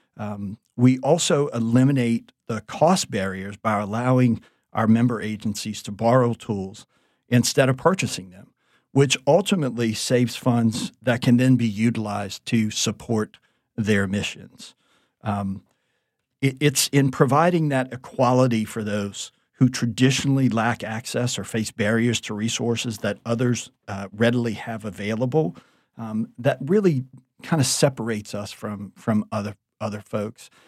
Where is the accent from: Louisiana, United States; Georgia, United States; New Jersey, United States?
Louisiana, United States; Thibodaux; moved away as an adult; also born or lived in New Orleans / San Francisco / New York / Orlando; I was born and raised in Thibodeau, Louisiana